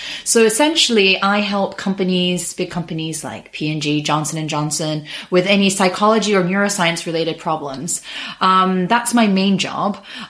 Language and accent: English; Japan; moved away as an adult; I grew up in Japan. I went to an international school. So my accent is not because I'm American, but because I went to an international school. So I'm half British, half Japanese.